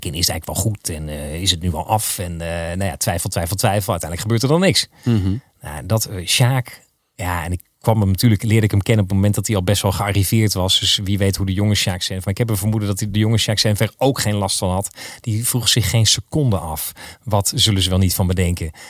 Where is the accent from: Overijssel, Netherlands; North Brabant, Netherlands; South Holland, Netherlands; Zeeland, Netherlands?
South Holland, Netherlands; Maasland; Waar kom je van, Ja, ik kom uit Maasland.